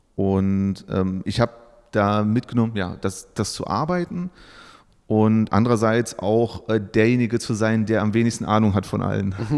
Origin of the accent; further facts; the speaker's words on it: Saxony-Anhalt, Germany; moved away as an adult; now in Bielefeld, Germany; ich komme aus dem Osten, wie es hier heißen würde. Also ich bin okay. in Sachsen-Anhalt geboren ähm, bin zum Studium nach Bielefeld